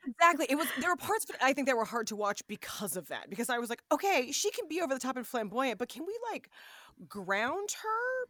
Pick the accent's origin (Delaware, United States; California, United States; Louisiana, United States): California, United States; Los Angeles; moved away; my hometown